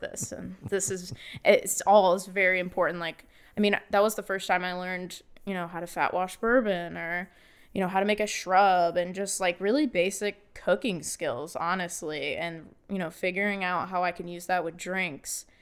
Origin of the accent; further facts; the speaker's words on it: Bellefontaine, Ohio, United States; also born or lived in Columbus, Ohio; I grew up in Bell Fountain all my life and, uh, graduated high school there